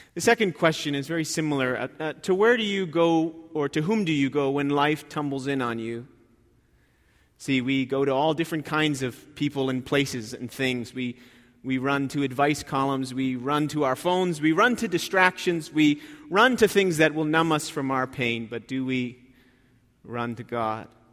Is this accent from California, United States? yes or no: no; New Jersey, United States; I grew up in New Jersey